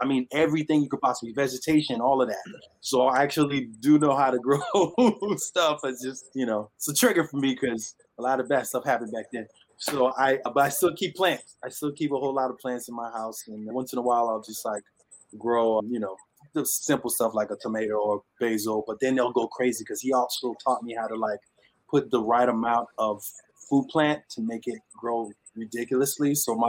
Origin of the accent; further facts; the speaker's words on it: Haiti; moved away; I grew up in Haiti